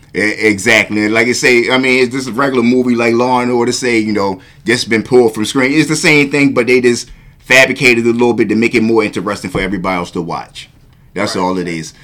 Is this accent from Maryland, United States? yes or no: yes; Baltimore, Maryland, United States; shout out to my South Baltimore because I grew up in South Baltimore. I, was raised in South Baltimore for the most part